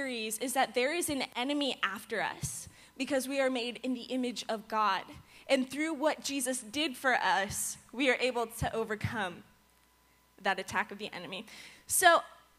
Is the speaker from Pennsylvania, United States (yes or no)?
no; Virginia, United States; moved away as an adult; now in Florida, United States; I'm not from Florida. I'm from Virginia.